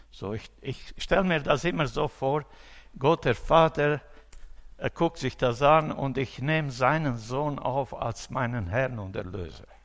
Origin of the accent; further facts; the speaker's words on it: Romania; äh, in meiner Heimat in Rumänien.